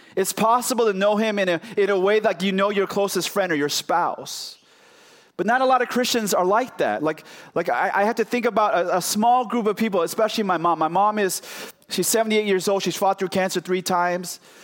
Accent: Oakland, California, United States; also born or lived in Chicago / New York / Los Angeles; now in Arkansas, United States; I grew up in Oakland, California, then I moved to Chicago

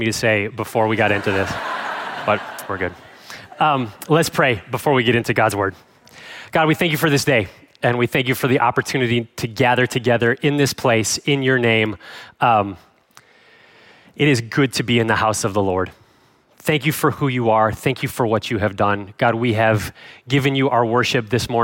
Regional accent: Cleveland, Ohio, United States; moved away as an adult; also born or lived in Chicago suburbs, Illinois; I grew up in the Cleveland, Ohio area, Northeast Ohio

